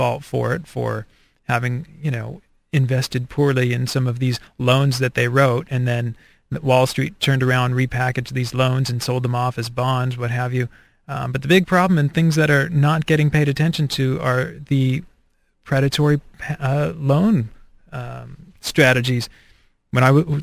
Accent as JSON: {"language": "English", "country": "United States", "said": "as an American"}